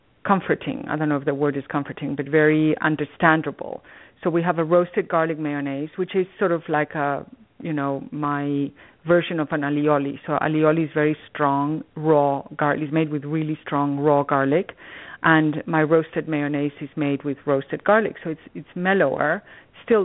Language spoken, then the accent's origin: English; Spain; now in Greenwich, United States; I was born in Spain a long time ago